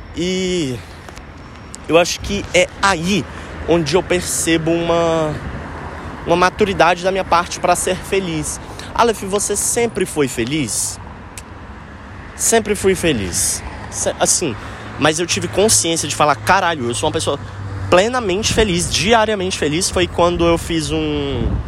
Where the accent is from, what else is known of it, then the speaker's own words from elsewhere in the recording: Brasília, Federal District, Brazil; quando é que eu volto para Brasília? Que saudade da minha terra